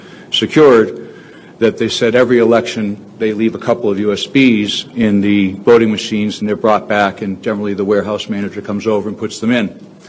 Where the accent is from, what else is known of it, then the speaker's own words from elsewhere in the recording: Pennsylvania, United States; I'm from Delaware County.